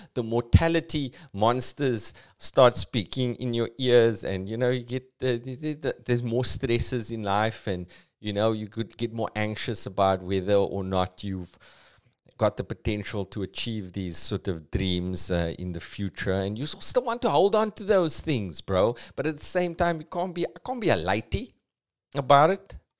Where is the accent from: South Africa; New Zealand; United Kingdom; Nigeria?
South Africa; Cape Town, Western Cape; accent: Cape Townian; It's a very Cape Townian thing because we got like a flatness to our accent